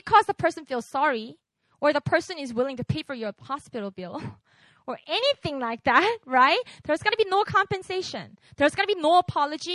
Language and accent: English; Busan, South Korea; English is a second language; moved away; I grew up in Busan